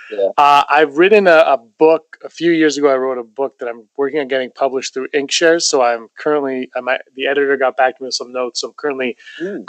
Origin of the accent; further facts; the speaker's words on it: Toronto, Ontario, Canada; Toronto, my hometown.